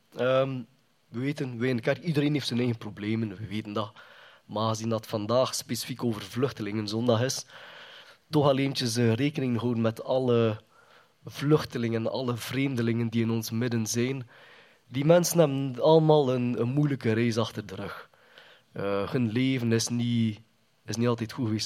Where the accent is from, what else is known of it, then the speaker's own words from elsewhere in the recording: Kortrijk, Flanders, Belgium; Ik ben toegekomen als een baby opgegroeid in Kortrijk